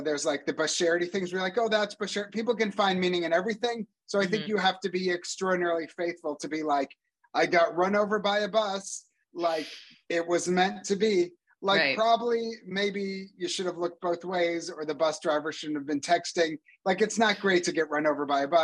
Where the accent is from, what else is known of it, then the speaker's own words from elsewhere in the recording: United States; moved away; also born or lived in Canada; as an American